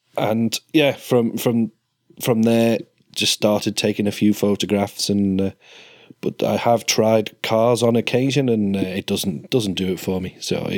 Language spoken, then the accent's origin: English; Isle of Man; For me, growing up on the Isle of Man